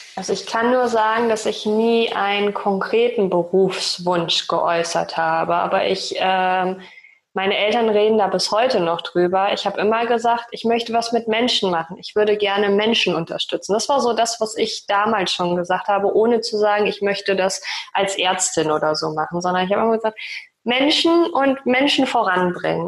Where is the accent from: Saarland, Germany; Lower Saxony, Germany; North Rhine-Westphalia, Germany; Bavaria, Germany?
Lower Saxony, Germany; Osnabrück Land; moved away as an adult; also born or lived in Bielefeld; now in Hamburg, Germany; ich bin aufgewachsen im Osnabrücker Land